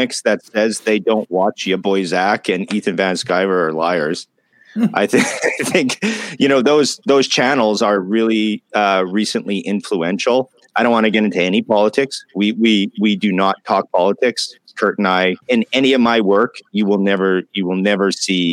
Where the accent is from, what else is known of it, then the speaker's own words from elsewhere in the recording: Canada; I'm Canadian.